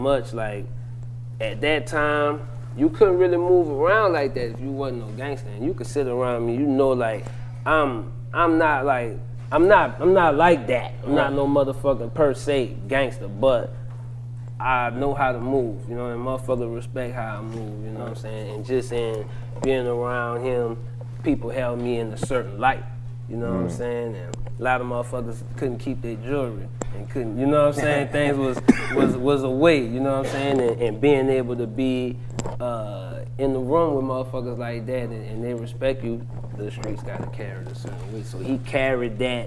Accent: New Orleans, Louisiana, United States; I'm from the East. I'm from the East Side

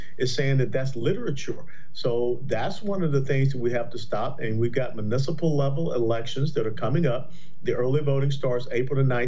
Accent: Atlanta, Georgia, United States; I am born and raised in Atlanta, Georgia

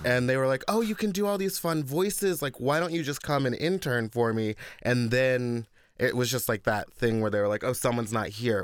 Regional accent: Texas, United States; moved away; I grew up in Texas with an all-white family

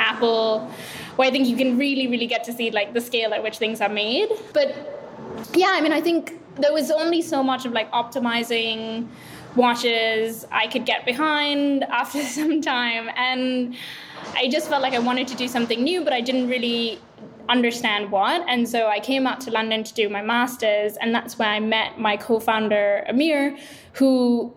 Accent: Sri Lanka; moved away as an adult; also born or lived in Bay Area; I'm originally from Sri Lanka, actually. So I grew up there and then was fortunate enough to get into Stanford

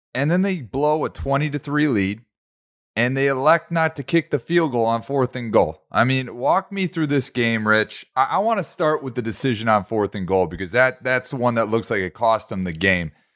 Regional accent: Detroit, Michigan, United States; my hometown Detroit

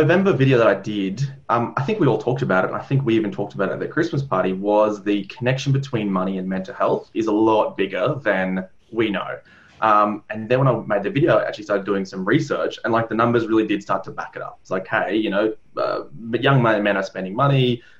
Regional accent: Ireland; Well, I'm Irish, so there's always going to be some level of psychological elements there.

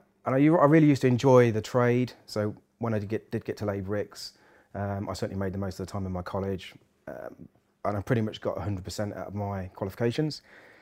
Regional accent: Peterborough, East of England, United Kingdom; I'm born and bred in Peterborough

